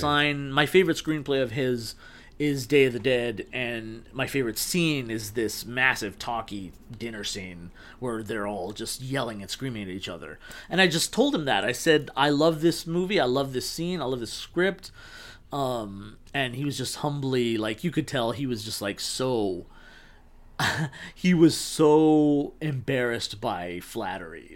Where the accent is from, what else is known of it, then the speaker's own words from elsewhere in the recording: El Paso, Texas, United States; now in Los Angeles, United States; I'm from Texas, bum fuck Texas. El Pa